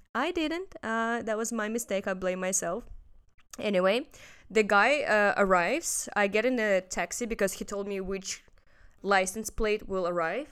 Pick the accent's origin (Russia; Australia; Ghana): Russia; now in Hong Kong; I'm from Russia.